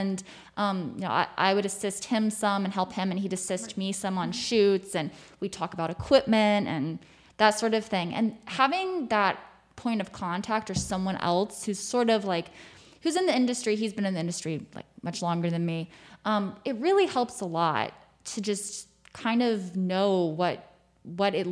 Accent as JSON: {"language": "English", "region": "South Carolina", "country": "United States", "moved": "as an adult", "lives_now": "New York, United States", "said": "I'm from South Carolina. I'd gone to school in North Carolina"}